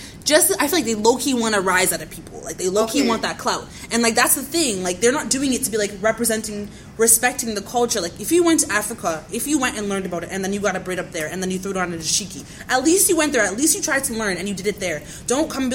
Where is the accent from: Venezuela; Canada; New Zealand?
Canada; I'm Canadian